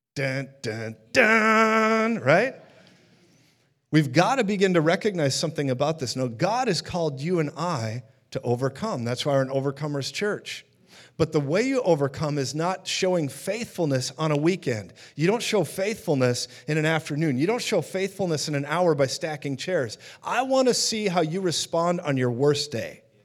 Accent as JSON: {"language": "English", "town": "Minneapolis", "region": "Minnesota", "country": "United States", "said": "I'm from Minneapolis, Minnesota"}